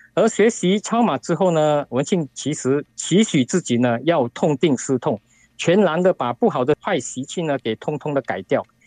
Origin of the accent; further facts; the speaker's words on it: Singapore; 我是来自于新加坡的